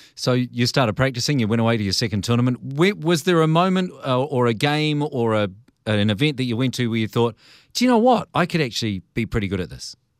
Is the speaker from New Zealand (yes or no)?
yes; New Zealand; as a Kiwi